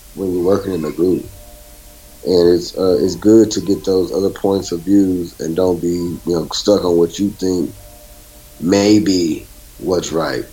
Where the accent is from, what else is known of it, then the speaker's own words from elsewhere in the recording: Beaumont, Texas, United States; moved away as an adult; also born or lived in Chicago; I'm actually from Beaumont, Texas. I'm not from the Midwest. I'm from uh, Southeast Texas